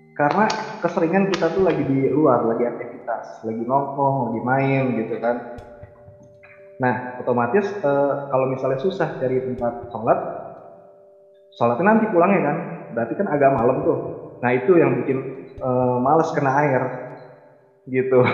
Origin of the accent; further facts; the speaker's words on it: Betawi, Jakarta, Indonesia; aku kan Betawi nih. Nah di lingkungan juga kan kebanyakan Betawi